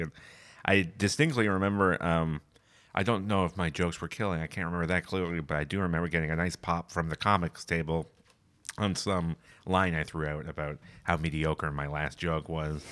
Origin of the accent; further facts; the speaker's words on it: near London, Ontario, Canada; now in Toronto, Canada; I grew up a, in a town just outside of London, Ontario